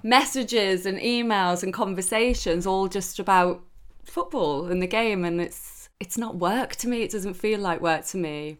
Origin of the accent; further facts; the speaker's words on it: Newcastle, North East England, United Kingdom; moved away; I'm Geordie through and through